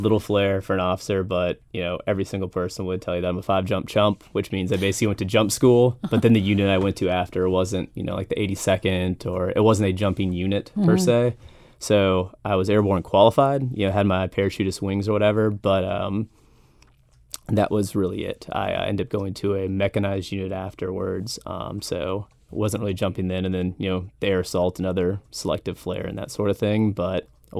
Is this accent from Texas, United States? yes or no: no; Oviedo, Florida, United States; also born or lived in Tampa Bay, United States / Brunswick, Georgia, United States; So I was born in Tampa Bay. Don't really remember it because we moved when I was around 5. And then went to Orlando, where we ended up in Seminole County in Oviedo, Florida. And then after that, we hopped up to Brunswick, Georgia, St. Simons Island area